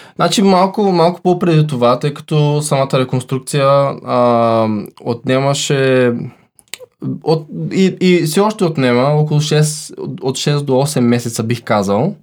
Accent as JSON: {"language": "Bulgarian", "country": "Bulgaria", "said": "сме българи"}